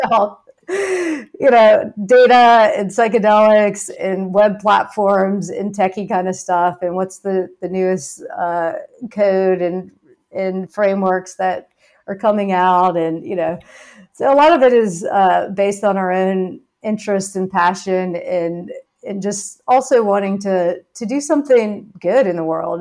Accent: Baton Rouge, Louisiana, United States; Louisiana, where I was growing up in Baton Rouge

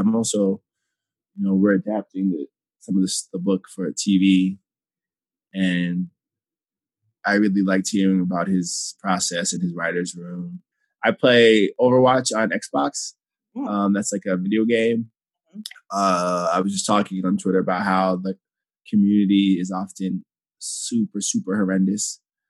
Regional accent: Ghana; especially as a Ghanaian, I was like, I've never felt this side of myself represented in a thing I've read ever

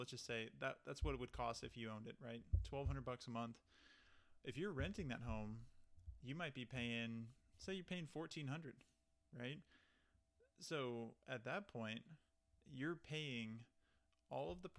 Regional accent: Texas, United States; moved away; I'm originally from Texas

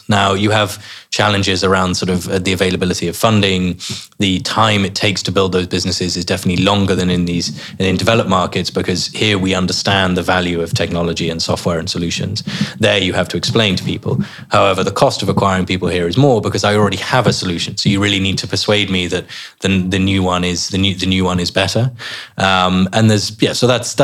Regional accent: England, United Kingdom; you go abroad as English people, and we complain about how hot it is, and then we come back and we complain about how much it rains

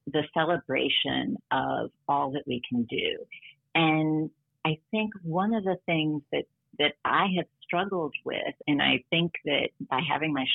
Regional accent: Detroit, Michigan, United States; now in New York City, United States; I grew up in Detroit

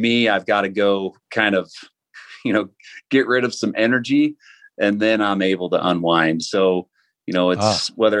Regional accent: American Fork, Utah, United States; I'm from American Fork, Utah. And I still live here. You know, I moved away, you know, after high school for a few years, but you know, we're right back here where we grew up.

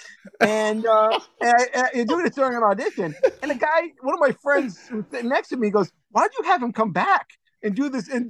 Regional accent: Cranston, Rhode Island, United States; I'm a guy from Cranston, Rhode Island

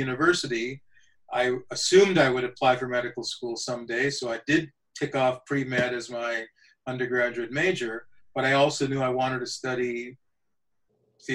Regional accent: Saskatoon, Saskatchewan, Canada; also born or lived in India; My family came to Canada when I was a year old. So I didn't have to learn a new culture. Growing up in Canada, being Canadian was my culture.

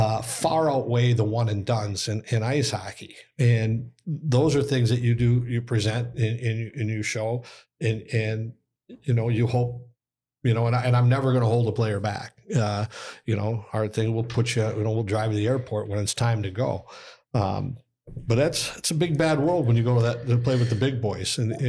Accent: Austin, Minnesota, United States; Like, I'm from Austin, Minnesota.

